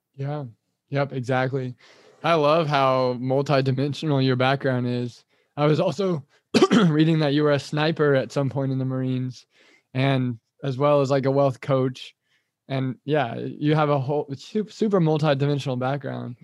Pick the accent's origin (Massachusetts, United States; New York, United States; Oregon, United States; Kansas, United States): Kansas, United States; moved away; also born or lived in Thailand; I've moved back to Kansas now. I'm from Kansas too